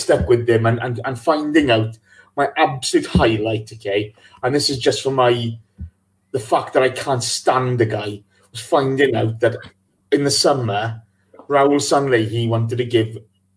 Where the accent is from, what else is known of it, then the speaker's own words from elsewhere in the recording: Welsh, Wales, United Kingdom; I'm Welsh